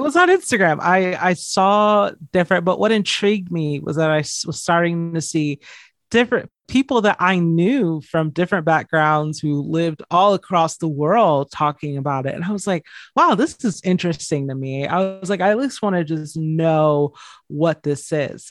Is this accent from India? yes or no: no; just outside of Atlanta, Georgia, United States; I grew up in just outside of Atlanta, Georgia